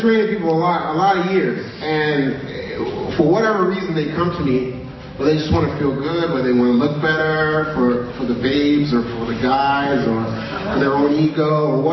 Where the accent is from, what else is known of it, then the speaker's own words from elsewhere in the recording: New York, United States; I was born in New York, 1974.